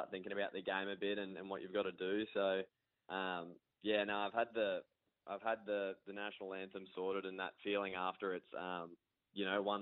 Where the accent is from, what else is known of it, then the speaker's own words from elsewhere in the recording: Brisbane, Queensland, Australia; I was born in Brisbane and grew up playing hockey in Australia my whole life.